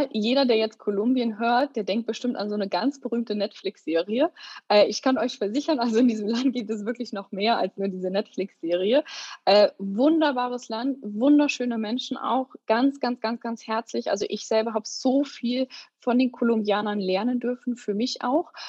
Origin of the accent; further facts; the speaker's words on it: Bremen, Germany; moved away as an adult; Tatsächlich bin ich ein waschechtes Nordlicht. Also ich komme aus Bremen und bis ich 18 bin, habe ich da auch gelebt